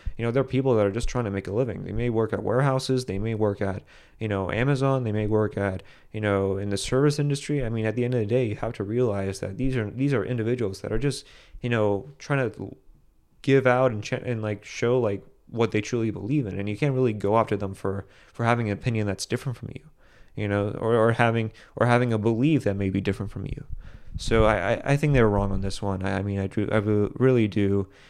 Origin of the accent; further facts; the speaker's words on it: United States; as American citizens